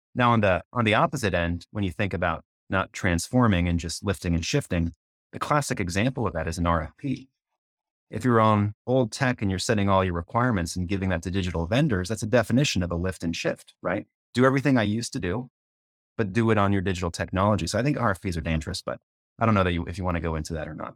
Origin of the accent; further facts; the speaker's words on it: Canada; moved away as an adult; now in United States; I'm from Canada, I haven't been there in thirty years.